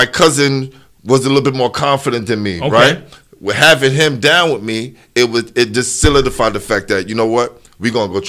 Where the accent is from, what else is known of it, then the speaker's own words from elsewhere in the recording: New York City, New York, United States; I'm from Crown Heights, but people know me from being from Brevoort.